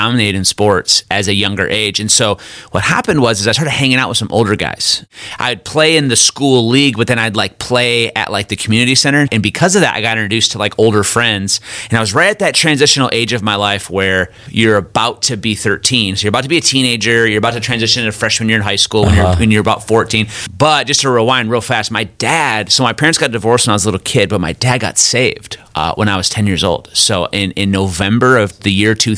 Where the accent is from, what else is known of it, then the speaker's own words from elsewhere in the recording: Midland, Michigan, United States; now in Kansas City, United States; I'm originally from Michigan, a little town called Midland, Michigan